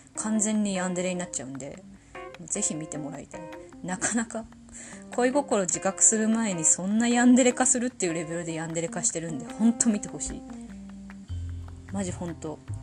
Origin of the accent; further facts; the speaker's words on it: Tohoku, Japan; 生まれも育ちも東北人です口下手、鉛もありますので